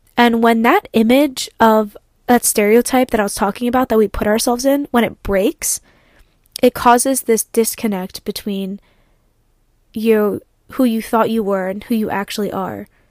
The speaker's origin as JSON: {"language": "English", "town": "Ardmore", "region": "Pennsylvania", "country": "United States", "tie": "born or raised there", "said": "I come from Kobe Bryant's old high school"}